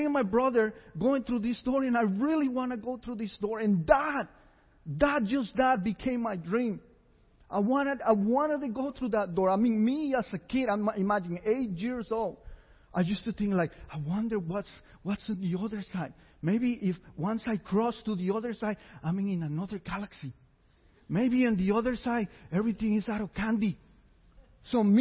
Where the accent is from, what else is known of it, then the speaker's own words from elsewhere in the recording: San José, Costa Rica; I was born in San Jose, Costa Rica.